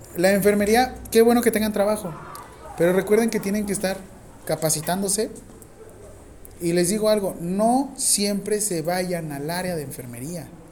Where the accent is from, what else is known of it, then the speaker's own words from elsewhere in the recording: Mexico; Cuántos mexicanos somos en México